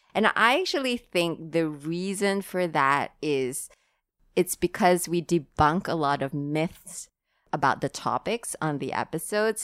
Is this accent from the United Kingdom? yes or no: no; Singapore; now in Hong Kong; I'm from Singapore.